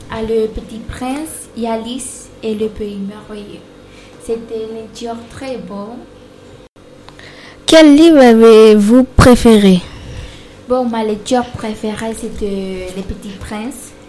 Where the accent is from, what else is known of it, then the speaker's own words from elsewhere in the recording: Spain; French is a second language; also born or lived in Brazil; now in France; j'ai 14 ans et je suis espagnole d'origine brésilienne.